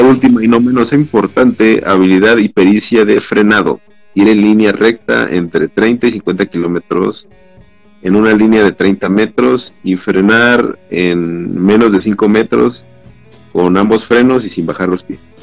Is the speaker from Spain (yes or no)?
no; Mexico; tenemos esa costumbre, ¿no? Como mexicanos